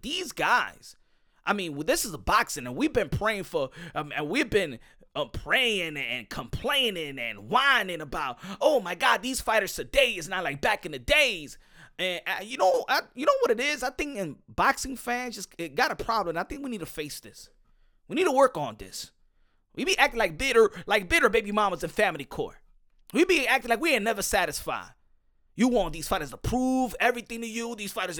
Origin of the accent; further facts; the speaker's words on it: Cuba; You know, I'm from Cuba. They don't give me nothing, and they don't give me nothing here.